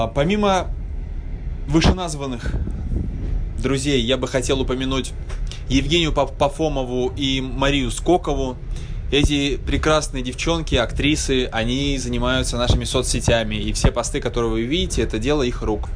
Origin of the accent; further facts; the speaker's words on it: Yoshkar-Ola, Mari El, Russia; сам я родом из Ишкаралы, и в Ишкарале нет никакой индустрии